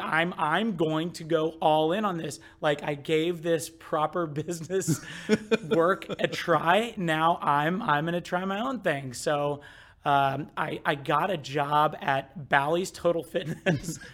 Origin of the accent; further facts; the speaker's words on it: Midwest, United States; I grew up in the Midwest